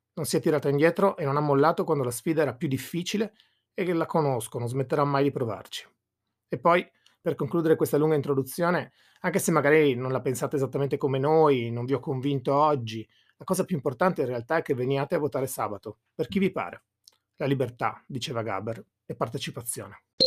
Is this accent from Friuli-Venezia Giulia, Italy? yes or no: yes; Monfalcone, Friuli-Venezia Giulia, Italy; dalle nostre parti monfalconesi